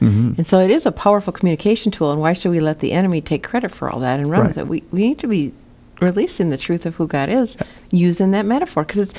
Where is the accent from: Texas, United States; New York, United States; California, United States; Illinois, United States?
California, United States; Southern; I was born in Southern California a long time ago.